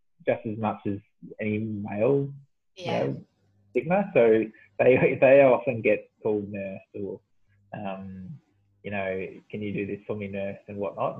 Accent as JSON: {"language": "English", "region": "Victoria", "country": "Australia", "also_born_or_lived": "Perth", "moved": "as an adult", "said": "I moved back from Perth, back home to Victoria"}